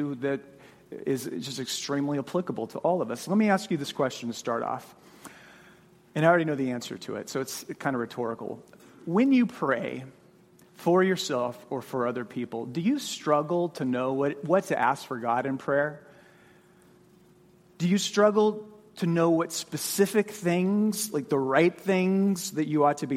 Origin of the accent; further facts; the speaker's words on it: Phoenix, Arizona, United States; moved away as an adult; also born or lived in Mississippi; I grew up in Phoenix, went to seminary in Mississippi, and then came to All Saints straight out of seminary in 2002